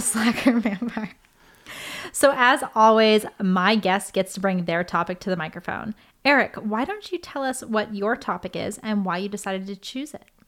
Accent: Los Angeles, California, United States; I grew up here in L

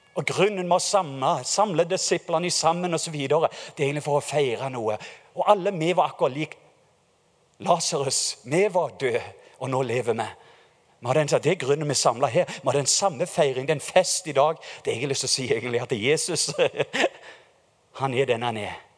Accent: Norway

